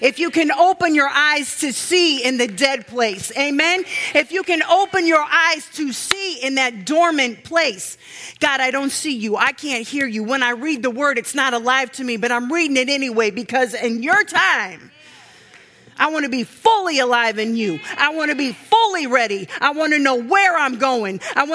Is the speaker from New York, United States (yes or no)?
no; Missouri, United States; from Missouri